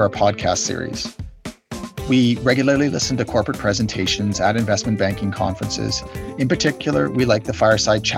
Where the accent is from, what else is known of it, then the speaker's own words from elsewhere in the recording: Canada; I'm a Canadian